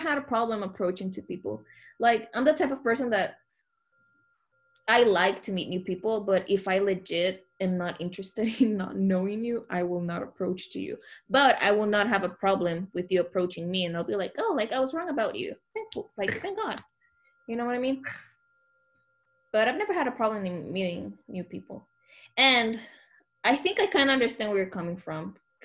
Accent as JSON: {"language": "English", "country": "Honduras", "moved": "yes", "said": "I was from Honduras"}